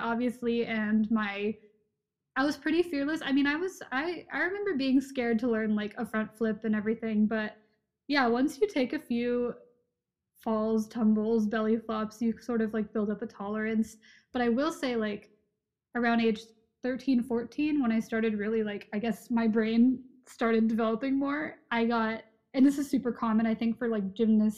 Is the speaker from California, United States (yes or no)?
yes; California, United States; moved away as an adult; also born or lived in Providence, Rhode Island; I'm from California originally